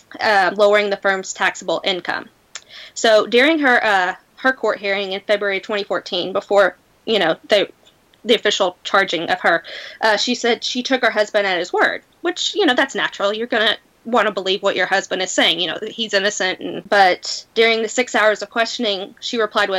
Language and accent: English; Tennessee, United States; accent: southern; I am from the state of Tennessee in the United States. So that probably explains my southern accent